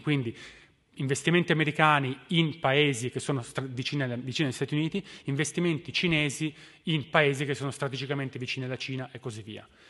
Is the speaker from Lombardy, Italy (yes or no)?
no; Turin, Piedmont, Italy; moved away; Da, da torinese